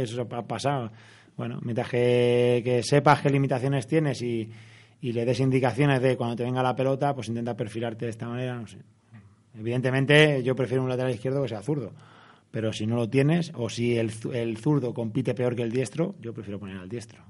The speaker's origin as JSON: {"language": "Spanish", "town": "Madrid", "region": "Community of Madrid", "country": "Spain", "said": "soy de Vallecas, he sido del Rayo toda la vida"}